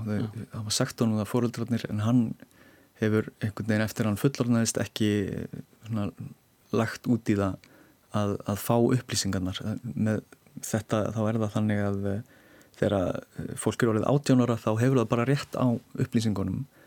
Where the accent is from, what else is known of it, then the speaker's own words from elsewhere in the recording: Iceland; við erum Íslendingar